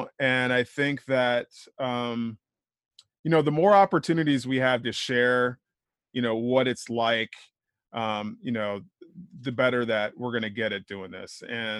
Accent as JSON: {"language": "English", "region": "Midwest", "country": "United States", "tie": "born or raised there", "also_born_or_lived": "Ohio / East Coast", "said": "So I grew up kind of all over. You know, I was born in Ohio, mostly raised in the Midwest, did some time here on the East Coast. Family moved around a lot."}